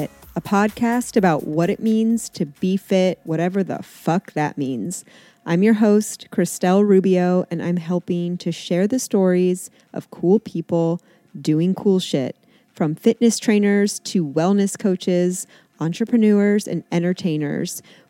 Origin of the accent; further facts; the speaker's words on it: Canton, Ohio, United States; moved away as an adult; also born or lived in Columbus; now in Cincinnati, United States; I went to Miami for college. I'm from Canton, which is like 4 hours north.